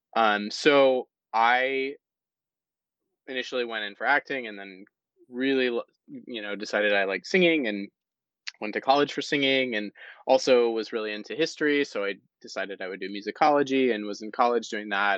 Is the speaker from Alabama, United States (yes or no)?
no; South Carolina, United States; I'm from South Carolina, and South Carolina is not a, a, as a state a very supportive place for the arts